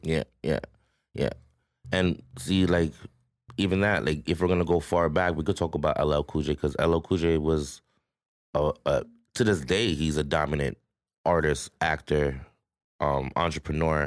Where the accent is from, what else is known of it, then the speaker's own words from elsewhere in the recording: Toronto, Ontario, Canada; growing up in Rexdale was different, right? But where I'm from, Queens Place, Q P City